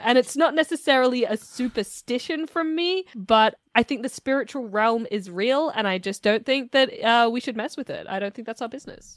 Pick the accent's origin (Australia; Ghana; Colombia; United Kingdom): Australia; I was born and raised in Australia